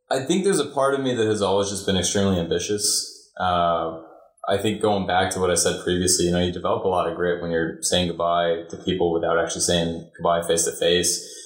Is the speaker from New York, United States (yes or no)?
no; Chicago, Illinois, United States; I came from Chicago, going to school in Chicago, which is very, very, very different, you know, a public school in, in Chicago